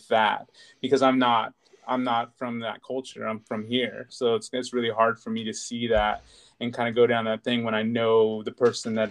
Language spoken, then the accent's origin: English; United States; I'm very American. I grew up here